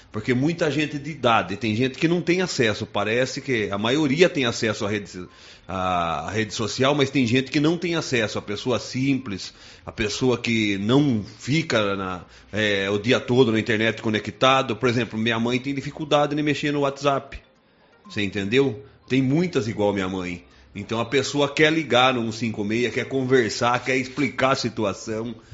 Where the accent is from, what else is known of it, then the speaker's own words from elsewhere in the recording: Sorocaba, São Paulo, Brazil; que eu sou sorocabano nato, nasci aqui.